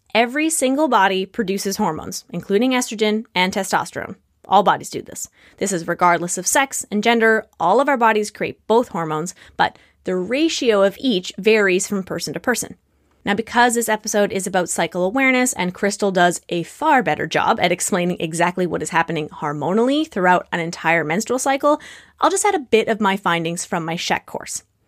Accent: Canada; I'm not American

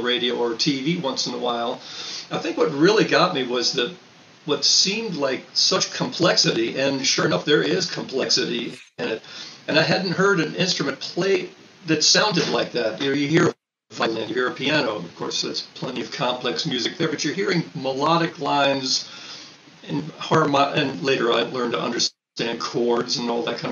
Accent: Baltimore, Maryland, United States; also born or lived in St. Louis, Missouri; From Baltimore, Maryland. Grew up, born in St. Louis, raised in Baltimore

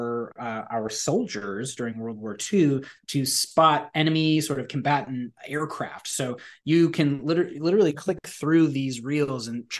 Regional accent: Tucson, Arizona, United States; moved away; also born or lived in West Coast; I grew up in Tucson, Arizona

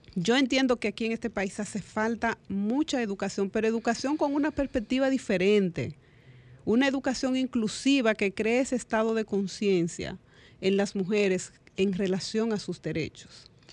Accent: Dominican Republic; como dominicanos y dominicanas

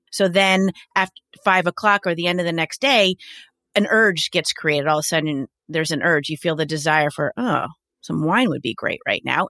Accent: New York, United States; I'm a New Yorker

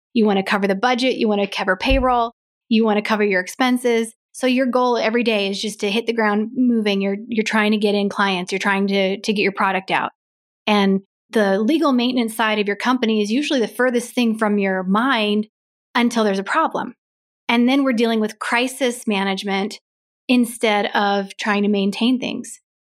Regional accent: Grand Lake, Colorado, United States; also born or lived in Nebraska; I grew up in Grand Lake

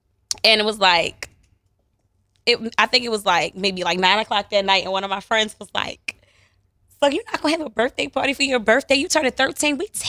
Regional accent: Baltimore, Maryland, United States; Yeah. So growing up in Cherry Hill, everything was in its own little circle.

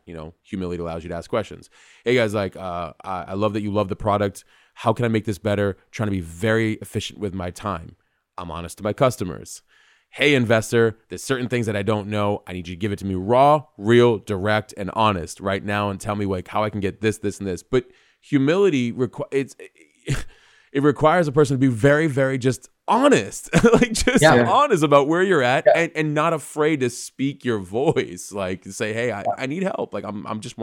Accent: New York, United States; moved away; I'm from New York

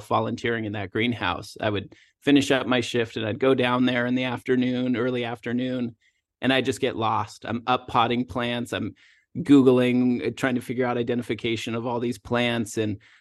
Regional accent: Washington, United States; moved away as an adult; also born or lived in Southern California; I moved from Washington State, where I grew up and went to college

